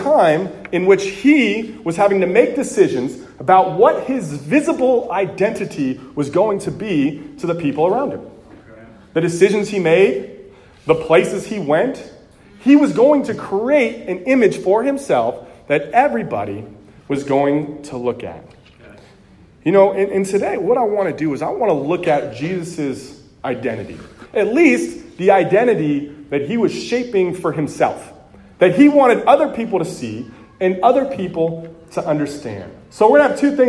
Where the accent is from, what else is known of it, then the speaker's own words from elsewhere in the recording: California, United States; moved away as an adult; now in Texas, United States; being from California